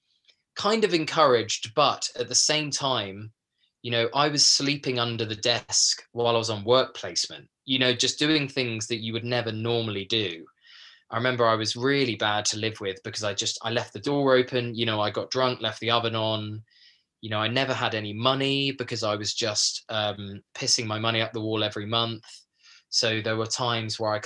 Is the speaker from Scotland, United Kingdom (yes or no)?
no; a small village in Kent, South East England, United Kingdom; I come from a small like village in Kent